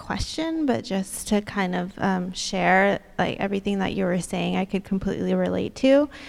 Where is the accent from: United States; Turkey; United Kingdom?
United States; the Bay Area, California; I was born and raised in California and the Bay Area, actually.